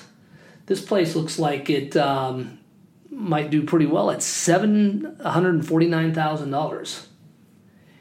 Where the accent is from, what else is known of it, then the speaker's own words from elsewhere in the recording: Arizona, United States; growing up in Arizona here